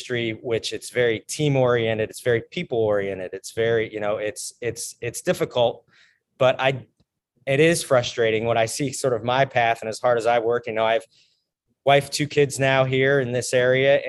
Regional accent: Morrison, Colorado, United States; moved away as an adult; also born or lived in Bozeman, Montana; I grew up in Morrison, Colorado

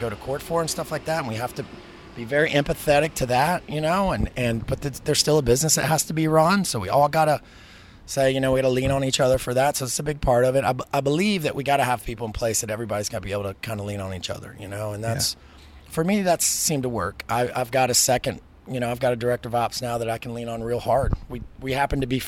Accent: the South, United States; I'm from the South

